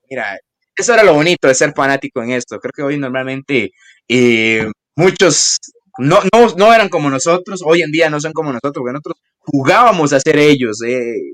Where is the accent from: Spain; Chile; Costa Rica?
Costa Rica; Soy de Costa Rica, no importa